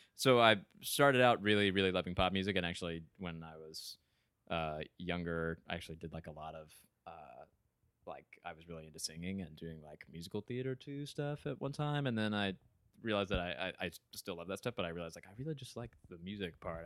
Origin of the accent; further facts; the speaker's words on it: Ringgold, Georgia, United States; moved away as an adult; now in Evanston, United States; from a small town right outside of Chattanooga, Tennessee, called Ringgold, Georgia